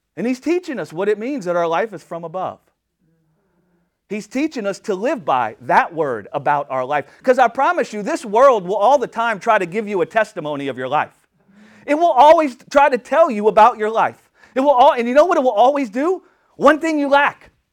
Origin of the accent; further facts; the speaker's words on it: United States; I'm just an American